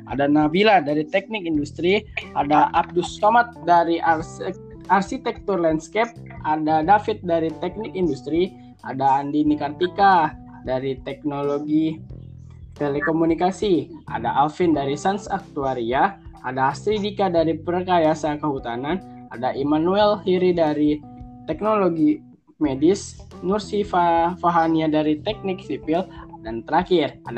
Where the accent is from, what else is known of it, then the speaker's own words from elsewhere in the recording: South Tangerang, Banten, Indonesia; Saya berasal dari Tangerang Selatan, Banten.